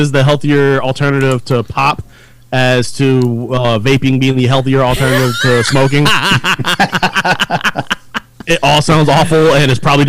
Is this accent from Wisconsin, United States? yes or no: no; West Virginia, United States; I was born in West Virginia.